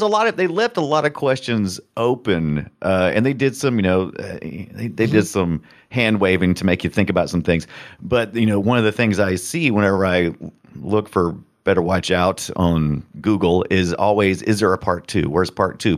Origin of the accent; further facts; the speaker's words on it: United States; I'm American